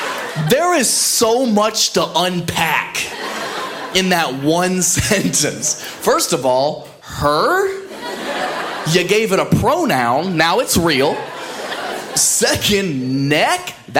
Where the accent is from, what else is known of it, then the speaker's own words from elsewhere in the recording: Ohio, United States; moved away as an adult; I'm originally from Ohio. I don't know if anybody's ever made that mistake. I never go home. I left 10 years ago right after high school